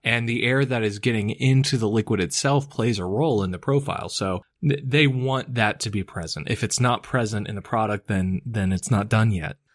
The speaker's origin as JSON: {"language": "English", "country": "United States", "accent": "American", "said": "my American accent"}